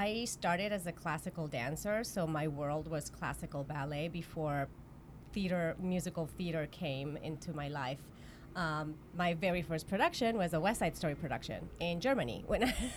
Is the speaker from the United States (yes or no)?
no; Mexico; moved away; I'm from Mexico